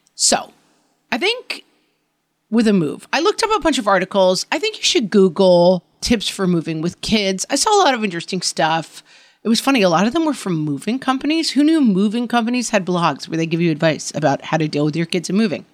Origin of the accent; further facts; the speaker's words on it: New York area, United States; also born or lived in California; now in suburbs of New York City, United States; It was in the area that I had grown up